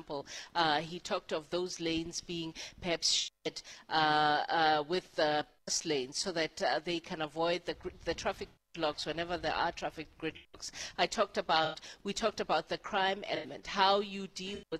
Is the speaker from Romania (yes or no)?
no; South Africa; as a South African who has used taxis for a certain part of my life